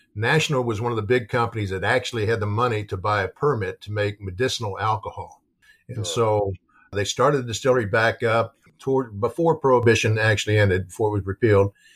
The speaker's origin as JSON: {"language": "English", "town": "New Albany", "region": "Indiana", "country": "United States", "tie": "born or raised there", "said": "where I grew up in New Albany, which is the, the, the, city right next to Floyd's Knobs"}